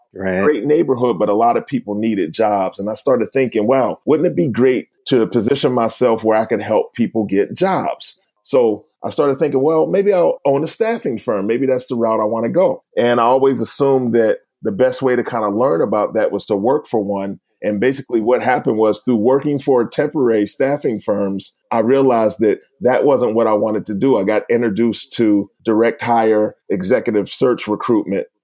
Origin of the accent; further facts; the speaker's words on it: Uniontown, Pennsylvania, United States; moved away; also born or lived in Philadelphia; I'm originally from a place called Uniontown, Pennsylvania. It's southwest of Pittsburgh.